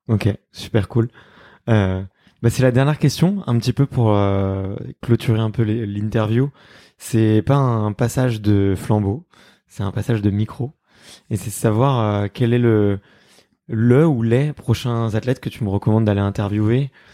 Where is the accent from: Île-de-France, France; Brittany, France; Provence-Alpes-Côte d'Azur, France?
Île-de-France, France; Fontenay-sous-Bois; moi j'ai grandi à Fontenay-sous-Bois donc euh, tu vois je suis un petit gamin du, coin